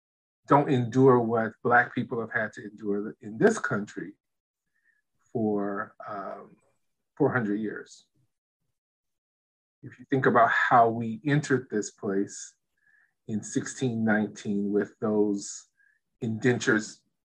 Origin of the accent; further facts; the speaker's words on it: United States; And so my experience, that duality is that, yes, I'm American.